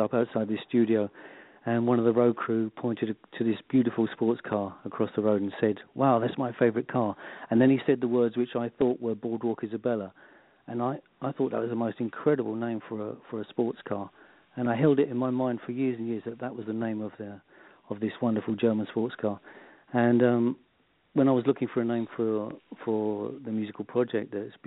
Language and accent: English; London, United Kingdom; now in Devon, United Kingdom; I'm a London. I was born in London, but at the moment we live in the southwest of the UK in a place called Devon.